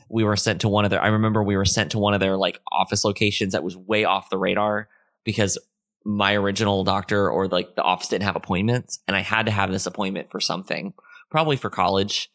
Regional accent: Florida, United States; moved away; also born or lived in Orlando / Tampa; I lived in Florida when Hurricane Charlie hit. It hit my hometown directly

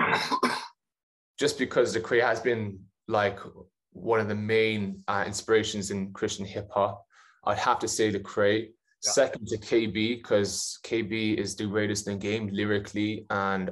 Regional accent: Ireland; Ireland just because it's my home country

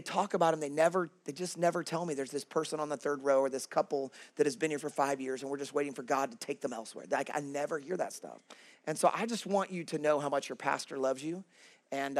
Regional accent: Kansas City, United States; moved away as an adult; now in Worcester, United States; I'm originally from Kansas City. I'm a Midwestern guy.

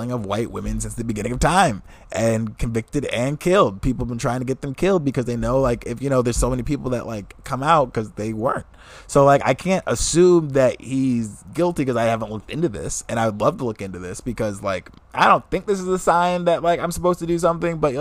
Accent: Fresno, California, United States; I was born in Fresno

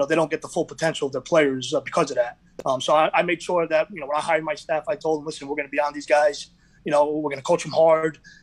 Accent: Carlstadt, New Jersey, United States; I'm from Carlstadt. I grew up in Carlstadt.

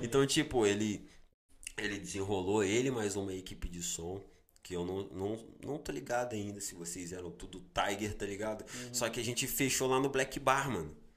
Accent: Barra Mansa, Rio de Janeiro, Brazil; sou de Barra Mansa

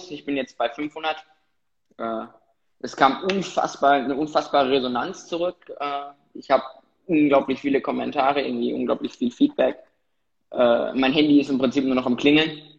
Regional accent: Frankfurt, Hesse, Germany; äh, bin aus Frankfurt

